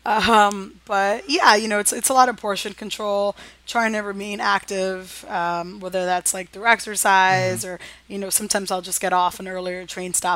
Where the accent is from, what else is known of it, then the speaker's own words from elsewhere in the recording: New York City, New York, United States; I was born and raised in New York